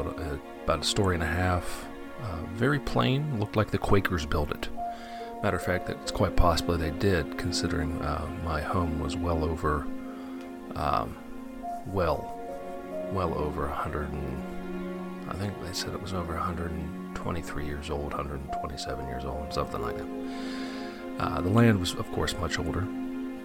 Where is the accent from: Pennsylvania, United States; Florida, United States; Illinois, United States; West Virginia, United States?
Pennsylvania, United States; Western; I grew up in Western Pennsylvania, a very old part of our settled country